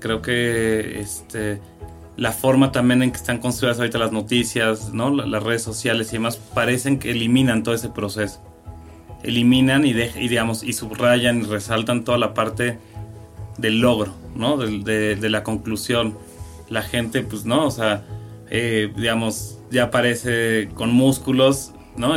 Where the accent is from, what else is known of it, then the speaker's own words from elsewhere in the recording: Cuernavaca, Morelos, Mexico; moved away as an adult; now in Mexico City, Mexico; yo llego a los 18 años de Cuernavaca